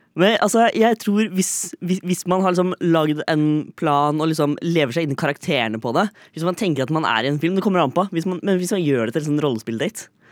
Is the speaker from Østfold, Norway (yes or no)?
yes; Fredrikstad, Østfold, Norway; now in Oslo, Norway; Jeg er fremdeles fra Fredrikstad